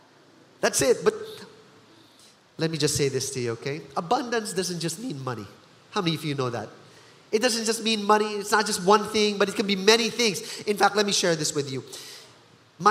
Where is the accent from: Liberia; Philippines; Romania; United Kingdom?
Philippines; But as a Filipino, here's how I know that this is so Filipino.